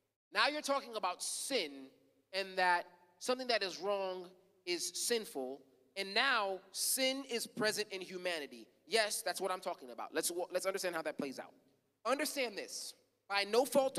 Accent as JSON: {"language": "English", "country": "United States", "tie": "born or raised there", "said": "I was born in America"}